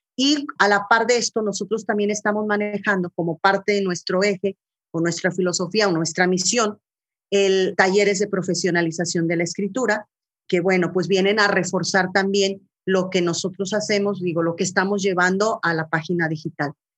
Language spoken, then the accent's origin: Spanish; Colima, Mexico; moved away as an adult; also born or lived in Guadalajara; now in Torreón, Mexico; yo soy originaria de, de Colima, nací ahí en, la, en el norte de Colima, propiamente junto al volcán, las palmeras, los cañaverales. Ahí crecí.